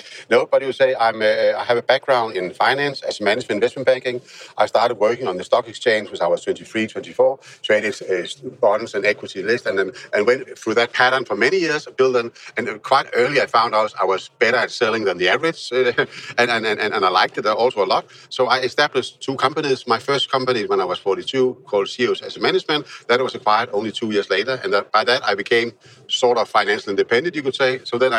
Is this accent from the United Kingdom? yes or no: no; Denmark; we are both the founders are from Denmark